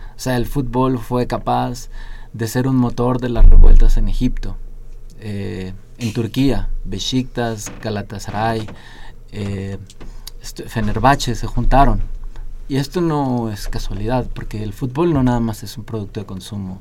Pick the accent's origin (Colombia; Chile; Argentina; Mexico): Mexico; como sociedad mexicana